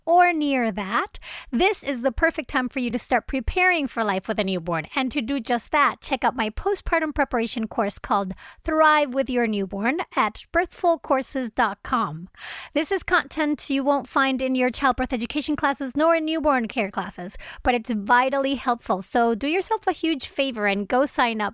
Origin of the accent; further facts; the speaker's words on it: Venezuela; moved away; I'm originally from Venezuela.